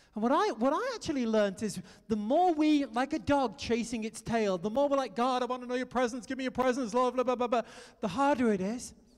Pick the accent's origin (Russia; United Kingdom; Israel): United Kingdom; moved away as an adult; also born or lived in France; now in United States; I'm a Brit